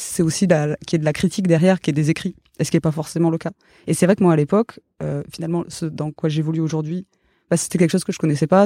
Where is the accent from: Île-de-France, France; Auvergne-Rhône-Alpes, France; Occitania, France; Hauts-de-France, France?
Occitania, France; Gers; moved away; also born or lived in Toulouse; j'ai grandi dans le Gers